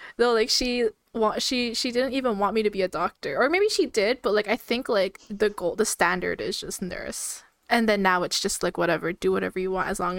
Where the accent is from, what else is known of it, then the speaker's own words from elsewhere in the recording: Canada; I come from like a Filipino household, so I'm Filipino Canadian